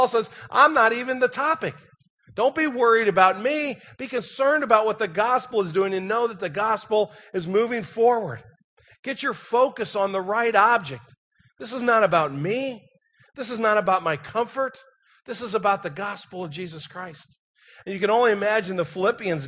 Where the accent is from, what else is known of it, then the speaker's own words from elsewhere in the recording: St. Louis, Missouri, United States; moved away; I was from St. Louis.